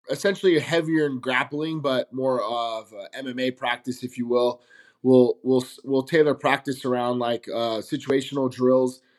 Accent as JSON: {"language": "English", "town": "Las Vegas", "region": "Nevada", "country": "United States", "tie": "born or raised there", "said": "I'm from Las Vegas, Nevada, born and raised"}